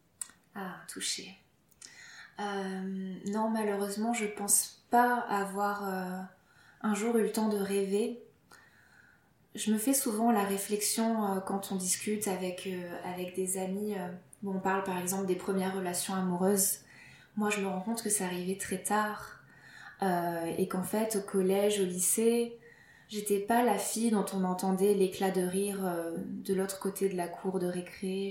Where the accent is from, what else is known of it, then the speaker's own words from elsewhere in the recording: Lille, Hauts-de-France, France; je suis française, je suis née à Lille